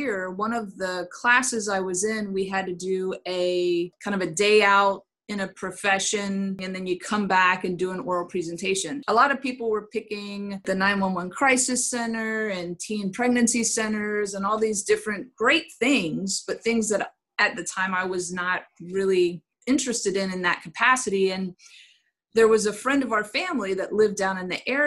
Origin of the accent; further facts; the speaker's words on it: Inverness, Florida, United States; also born or lived in Brooksville, Florida; now in Brandon, United States; I was born in Brooksville, Florida, and grew up in Inverness, Florida